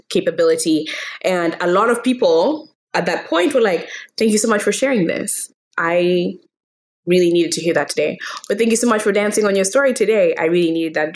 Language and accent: English; Kenya; I was born and raised in Kenya